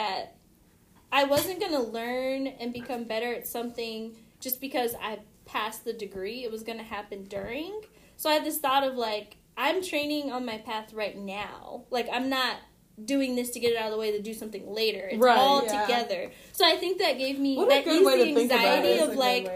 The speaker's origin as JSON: {"language": "English", "town": "San Diego", "region": "California", "country": "United States", "tie": "born or raised there", "moved": "as an adult", "lives_now": "Kansas City, United States", "said": "I grew up in San Diego, so it's just home"}